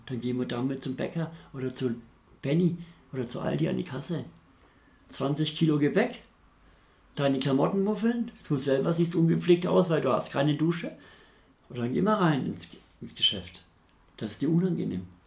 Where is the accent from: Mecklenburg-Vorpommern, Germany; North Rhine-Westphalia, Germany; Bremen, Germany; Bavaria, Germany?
Bavaria, Germany; Nuremberg; moved away as an adult; now in Hamburg, Germany; ich komme aus Nürnberg, bin ein Franke, bin damals in Nürnberg obdachlos geworden und in Nürnberg wollte ich nicht bleiben, weil da bin ich aufgewachsen.